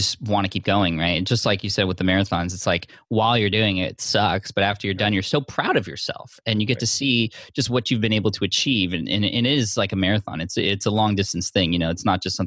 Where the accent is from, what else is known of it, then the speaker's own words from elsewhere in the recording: San Diego, California, United States; San Diego, my hometown